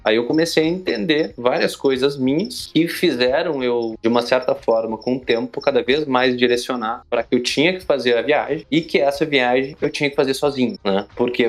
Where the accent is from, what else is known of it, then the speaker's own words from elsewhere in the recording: Torres, Rio Grande do Sul, Brazil; moved away as an adult; also born or lived in Porto Alegre / Bahia / Goiás; Eu sou gaúcho, natural de Porto Alegre, Rio Grande do Sul, mas me criei numa cidade do litoral do Rio Grande do Sul chamada Torres